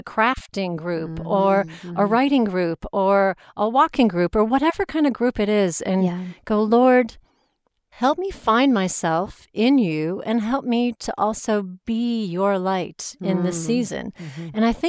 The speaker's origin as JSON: {"language": "English", "country": "United States", "lives_now": "United Kingdom", "said": "I mean, I play being the American because it's I can be loud and outgoing and trying to make friends."}